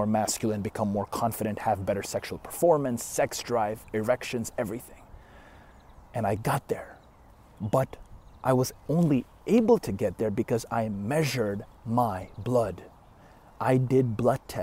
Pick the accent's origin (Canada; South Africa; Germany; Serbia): Canada; I'm Canadian.